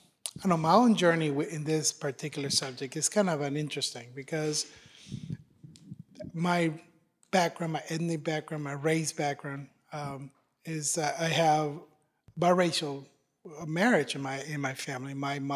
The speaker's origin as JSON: {"language": "English", "country": "Ireland", "said": "don't be fooled by the accent, I'm Irish, right?"}